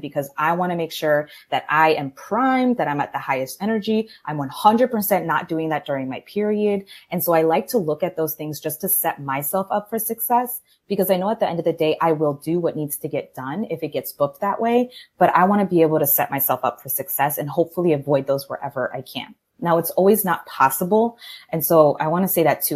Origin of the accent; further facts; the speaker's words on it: Maryland, United States; moved away as an adult; now in Miami, United States; born and raised in Maryland. I'm from the DC area in a Colombian household